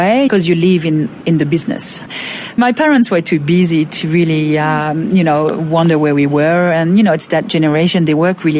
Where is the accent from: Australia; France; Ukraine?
France; Roquebrune-Cap-Martin, Provence-Alpes-Côte d'Azur; moved away; also born or lived in Monaco; I'm from a little town called Roquebrune-Cap-Martin.